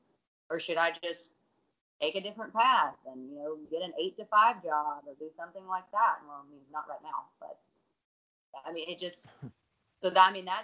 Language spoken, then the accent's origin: English; Alabama, United States; I'm from Alabama